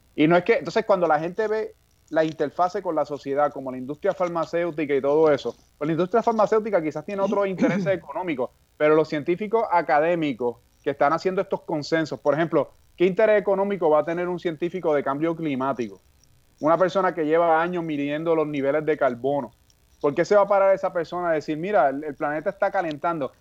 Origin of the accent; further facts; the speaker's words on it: Puerto Rico; moved away as an adult; also born or lived in California; cuando yo estudiaba en Puerto Rico en la escuela secundaria